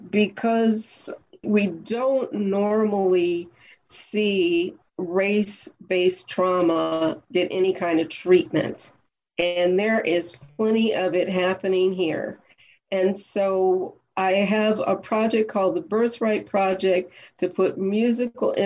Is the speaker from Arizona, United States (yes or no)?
yes; Phoenix, Arizona, United States; also born or lived in Bay Area, California; I'm from Arizona. I'm from Phoenix.